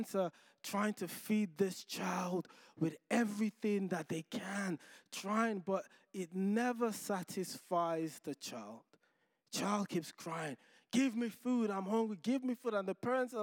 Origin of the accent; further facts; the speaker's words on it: Nigeria; moved away; Growing up in Nigeria